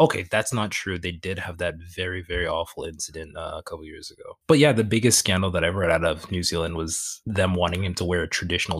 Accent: Canada

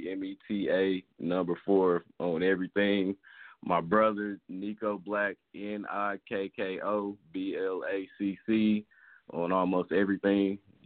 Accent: St. Louis, Missouri, United States; Yeah, I'm from St. Louis.

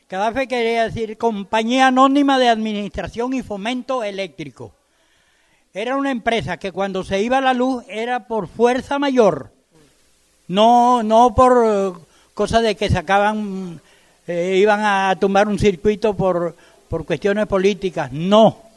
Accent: Venezuela; Pero a pesar de todo, seguimos siendo venezolanos, seguimos creyendo en nuestra patria y que algún día somos libres otra vez.

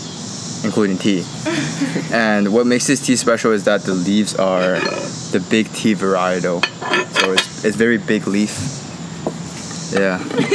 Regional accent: Toronto, Ontario, Canada; moved away as an adult; now in United States; we're both from Canada and Toronto specifically.

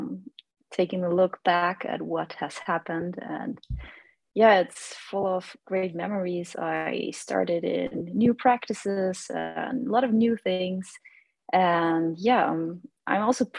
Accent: Austria; moved away as an adult; now in Vienna, Austria; I'm not originally from Vienna. I'm 2 hours away from Vienna. That's where I grew up.

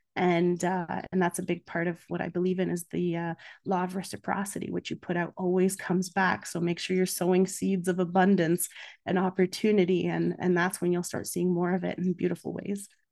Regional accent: Canada; also born or lived in Budapest, Hungary; I'm Hungarian Canadian, but both my parents were refugees, so there is a difference in how I was raised

